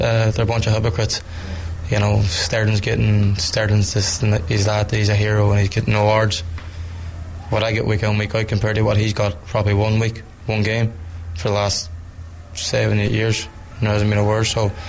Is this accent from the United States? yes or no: no; Ireland; I'm a white Irish man